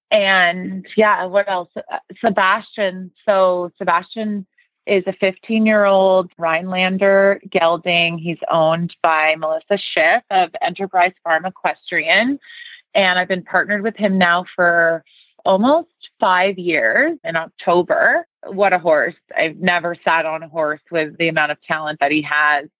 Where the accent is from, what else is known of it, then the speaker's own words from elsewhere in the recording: Toronto, Ontario, Canada; moved away as an adult; I grew up in Toronto, Canada